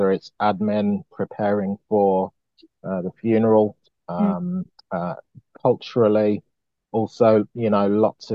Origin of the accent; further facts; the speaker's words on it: Birmingham, West Midlands, United Kingdom; I am a Brummie, a very proud Brummie